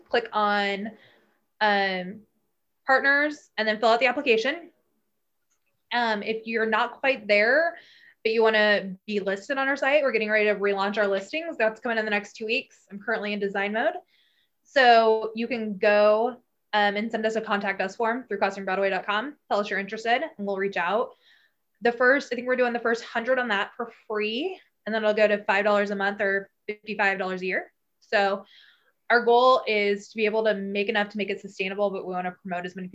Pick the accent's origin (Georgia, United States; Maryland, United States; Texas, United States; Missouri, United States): Missouri, United States; Kansas City; I grew up in Kansas City, obviously, in the Northland